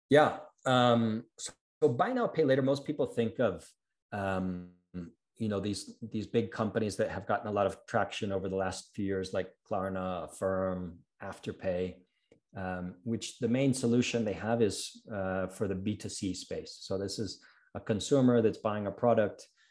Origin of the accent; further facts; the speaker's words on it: Ohio, United States; moved away as an adult; also born or lived in New York / New England; now in Mexico City, Mexico; I'm American, uh, born in New York, raised in Ohio